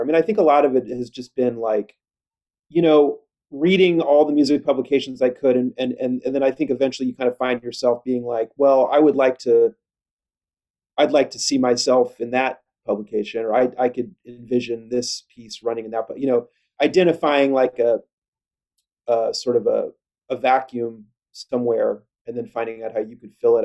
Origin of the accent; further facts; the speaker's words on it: Kansas City, United States; I grew up in Kansas City